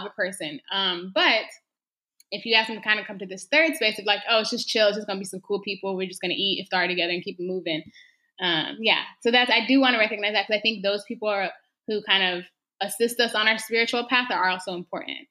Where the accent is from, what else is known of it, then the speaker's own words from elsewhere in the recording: Texas, United States; I was born and raised in Texas